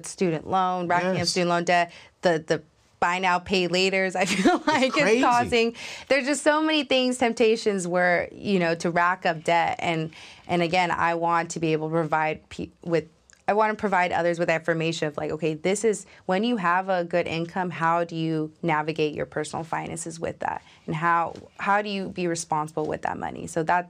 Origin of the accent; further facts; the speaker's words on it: New York, United States; now in Atlanta, United States; I recently moved during the pandemic to Atlanta, Georgia.